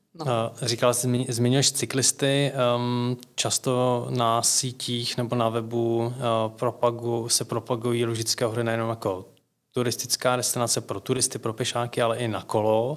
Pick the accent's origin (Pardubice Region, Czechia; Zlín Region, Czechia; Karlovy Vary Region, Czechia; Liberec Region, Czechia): Liberec Region, Czechia; Lusatian Mountains; jsem taky z Lužického hora